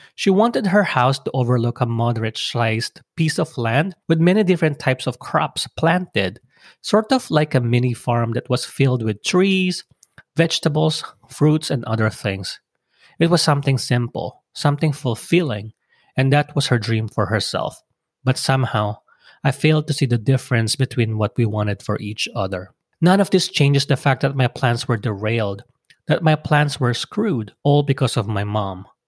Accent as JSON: {"language": "English", "country": "Philippines", "moved": "yes", "said": "come back to my home country"}